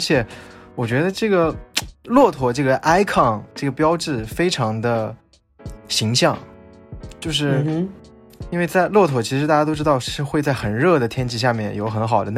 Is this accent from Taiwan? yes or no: no; Xinjiang, China; 我是来自新疆的，